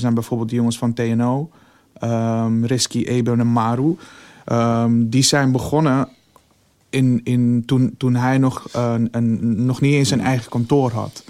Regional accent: Amsterdam, North Holland, Netherlands; wij komen uit Amsterdam

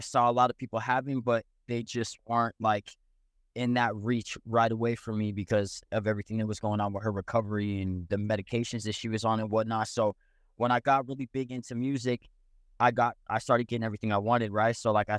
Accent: Phoenix, Arizona, United States; also born or lived in Provo, Utah / La Jolla, California / San Francisco, California; So I was born in Utah, but raised in Arizona, and moved all over.

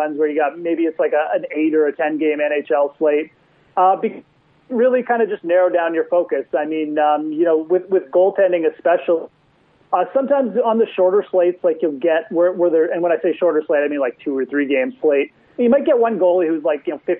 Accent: Canada; as a Canadian

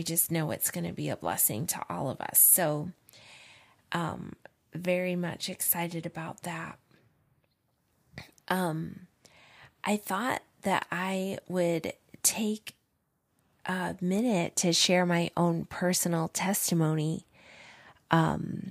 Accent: upstate New York, United States; also born or lived in Illinois; we moved to upstate New York to the beautiful Adirondack Mountains when I was 7

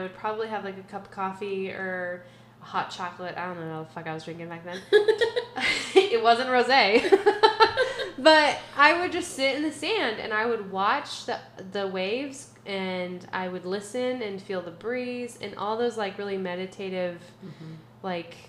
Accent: Oregon, United States; So I grew up on the Oregon coast. So the ocean will always be my resting place.

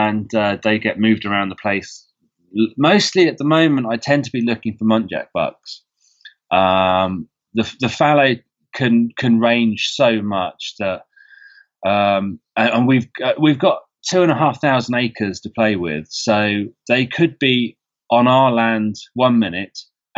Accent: England, United Kingdom; because as an English person on Facebook groups, I'm a member of a Georgia deer hunting group.

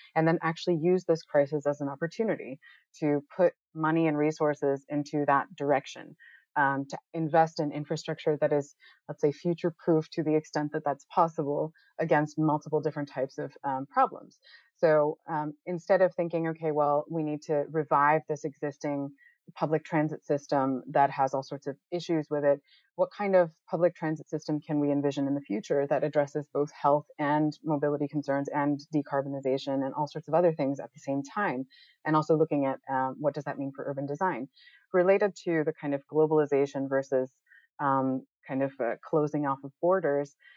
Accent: United States; moved away as an adult; also born or lived in Netherlands; now in Amsterdam, Netherlands; I'm I'm originally from the United States. My parents are right outside of New York City right now

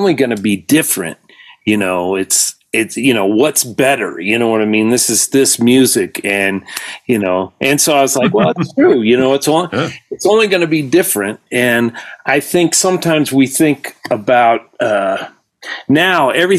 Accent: Georgia, United States; I'm from Georgia

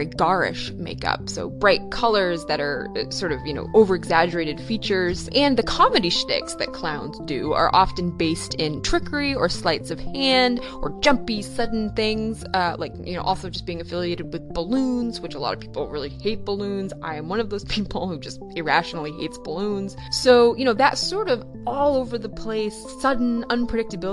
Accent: Maine, United States; I'm from Maine

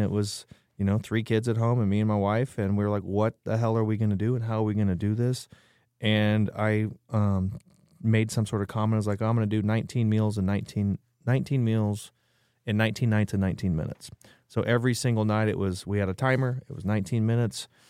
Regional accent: Nebraska, United States; now in San Antonio, United States; I'm from Nebraska.

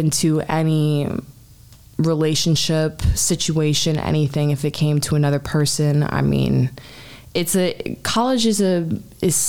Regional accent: Calabasas, California, United States; also born or lived in North Hollywood / Washington, D.C. / Long Beach; I am from Calabasas, which is in the Valley. I'm a Valley girl. Grew up there my entire life.

